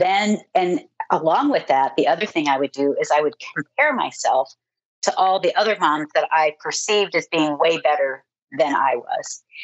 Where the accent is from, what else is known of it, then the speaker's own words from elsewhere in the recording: Ohio, United States; moved away as an adult; also born or lived in Nebraska; I grew up in Ohio